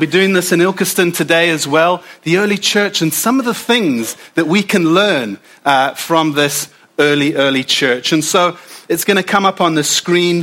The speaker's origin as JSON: {"language": "English", "country": "South Africa", "moved": "yes", "lives_now": "United Kingdom", "said": "as a South African"}